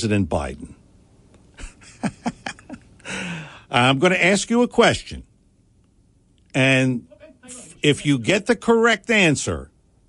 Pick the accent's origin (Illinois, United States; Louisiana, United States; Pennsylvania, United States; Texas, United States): Pennsylvania, United States; Philadelphia; I am from Philadelphia